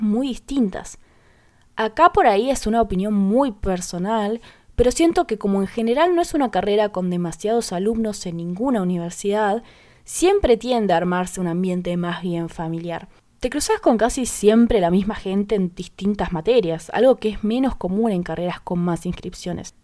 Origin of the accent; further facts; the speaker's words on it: Paraná, Entre Ríos, Argentina; Soy de Paraná Entre Ríos